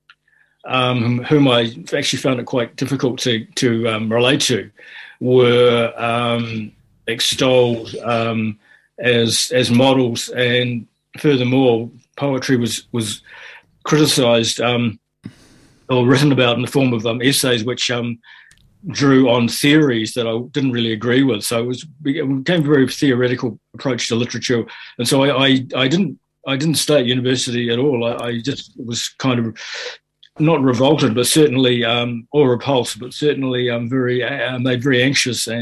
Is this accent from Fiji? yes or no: yes; Fiji; also born or lived in Auckland, New Zealand; now in New Zealand; my background growing up in Fiji